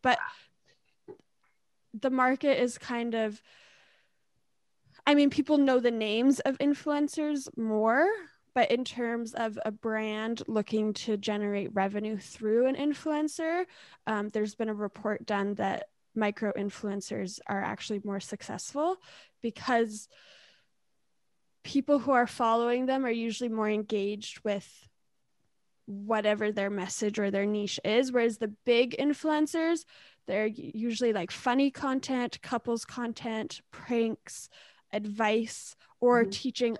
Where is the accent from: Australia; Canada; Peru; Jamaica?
Canada; Ontario; also born or lived in British Columbia; I'm born in BC, but I grew up in Ontario and BC, mix of both. All over.